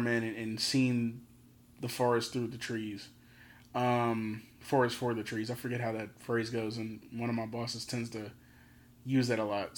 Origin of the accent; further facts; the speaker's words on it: Philadelphia, Pennsylvania, United States; I'm from Philly